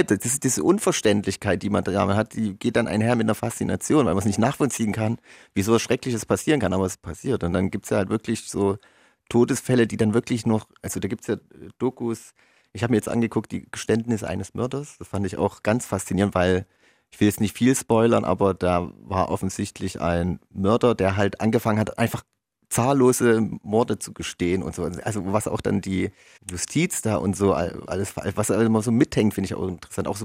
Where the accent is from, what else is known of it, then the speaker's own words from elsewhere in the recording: Erzgebirge, Saxony, Germany; Wir kommen aus dem Erzgebirge